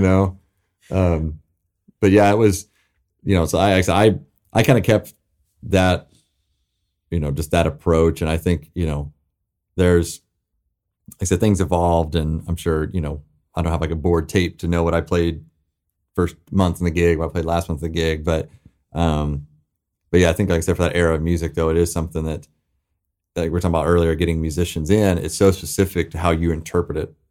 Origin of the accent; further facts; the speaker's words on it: the South, United States; growing up in the South